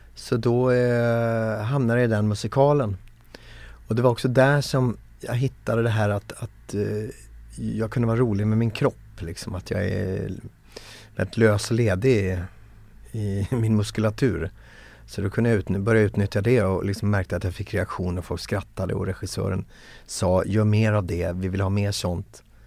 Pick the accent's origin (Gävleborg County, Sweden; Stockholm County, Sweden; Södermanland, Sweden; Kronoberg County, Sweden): Kronoberg County, Sweden; Växjö; jag är från Växjö från början, född 1973 i Växjö